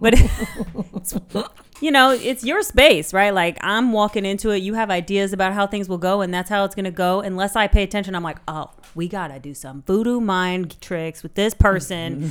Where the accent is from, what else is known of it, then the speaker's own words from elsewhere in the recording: San Francisco Bay Area, California, United States; moved away as an adult; now in Berlin, Germany; I grew up in the San Francisco Bay Area